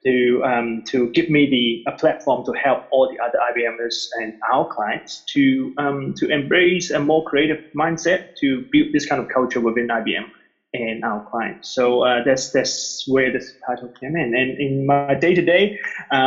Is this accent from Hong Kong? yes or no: yes; Hong Kong; moved away; also born or lived in New Zealand; I was born in Hong Kong and I lived half my life here, and then I immigrated to New Zealand and I spent pretty much another half of my life over there.